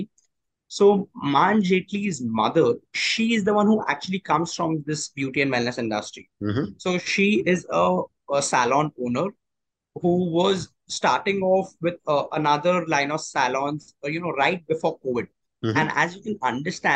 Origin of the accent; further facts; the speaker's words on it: Mumbai, Maharashtra, India; I've studied and born and brought up in Bombay itself